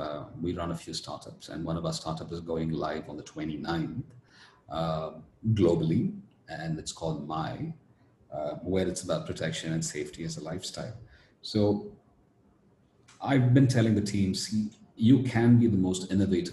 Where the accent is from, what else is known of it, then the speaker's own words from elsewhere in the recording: Coimbatore, Tamil Nadu, India; I speak Tamil as well. I'm from Coimbatore. It's in Tamil Nadu.